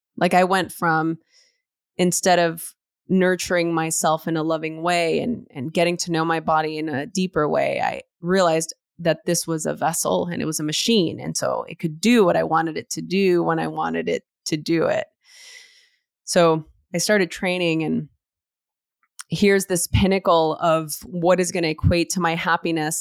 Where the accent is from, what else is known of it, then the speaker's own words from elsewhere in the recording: Los Angeles, California, United States; growing up in East L